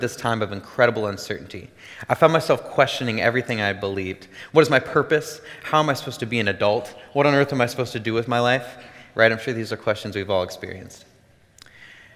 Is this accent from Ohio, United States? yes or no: no; Davenport, Iowa, United States; I'm originally from the Davenport area, where I grew up with an amazing family.